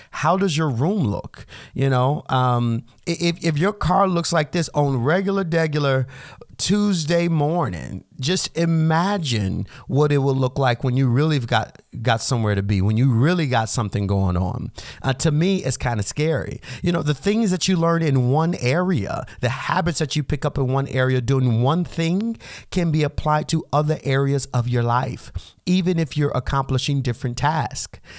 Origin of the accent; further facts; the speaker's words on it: United States; us everyday Americans